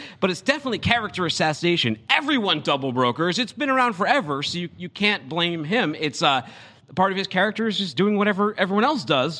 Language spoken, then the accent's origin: English; Boston, Massachusetts, United States; moved away; That's my hometown.